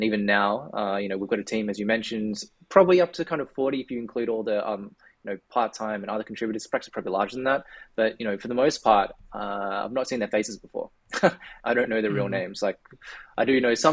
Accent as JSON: {"language": "English", "country": "Australia", "accent": "Australian", "said": "for those who can probably tell from my accent, I'm based in Australia"}